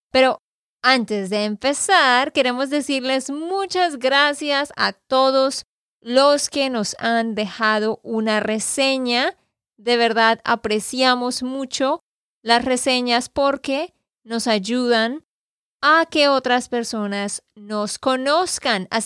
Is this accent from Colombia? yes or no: yes; Barranquilla, Atlántico, Colombia; born there; Yo nací en Barranquilla, Colombia también